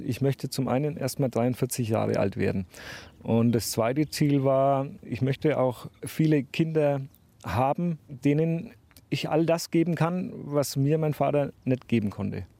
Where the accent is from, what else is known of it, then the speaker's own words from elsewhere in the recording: Dettenheim, Bavaria, Germany; Wir wohnen in einem kleinen Dorf, was zwischen zwei Städten liegt.